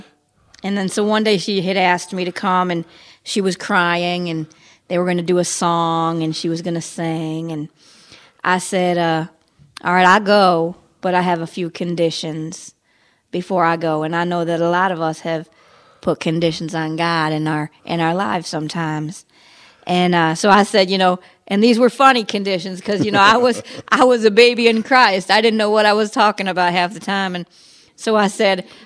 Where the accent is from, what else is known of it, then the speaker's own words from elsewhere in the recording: New York, United States; now in Florida, United States; I was born in New York